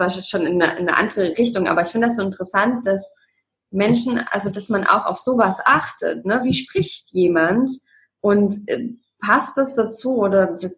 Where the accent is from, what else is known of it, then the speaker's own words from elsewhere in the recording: Leipzig, Saxony, Germany; ich bin im Osten groß geworden, in Leipzig. Und ähm, ja, und dann hat sie gesagt, ah, du sechselst aber ja gar nicht.